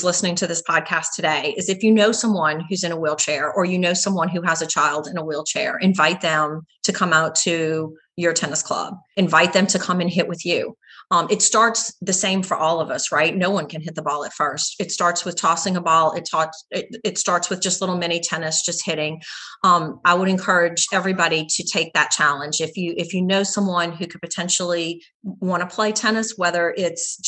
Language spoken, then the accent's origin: English; the South, United States; we are from the South